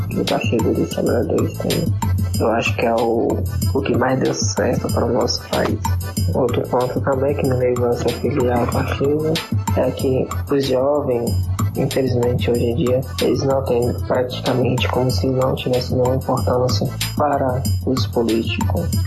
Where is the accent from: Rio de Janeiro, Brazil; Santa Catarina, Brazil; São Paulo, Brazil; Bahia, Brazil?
Bahia, Brazil; São Francisco do Conde; 23 anos, formado em bombeiro profissional civil, moro no estado da Bahia, residente do município de São Francisco do Conde.